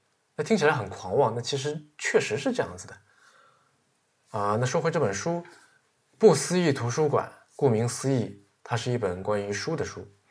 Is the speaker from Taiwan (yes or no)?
no; China; 我是中国人，我看惯了这个中国的四行绝句